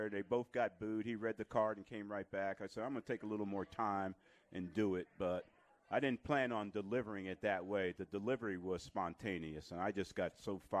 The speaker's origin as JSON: {"language": "English", "town": "South River", "region": "New Jersey", "country": "United States", "tie": "born or raised there", "said": "come out of South River. So it had a lot of tradition at South River High School. And if you're a boy growing up in South River, that was your dream to play for the South River High School Rams"}